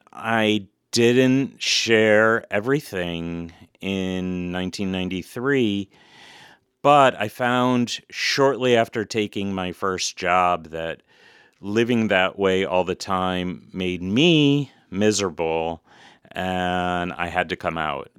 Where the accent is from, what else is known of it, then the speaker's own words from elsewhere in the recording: United States; as a gay man, as a dad, as an American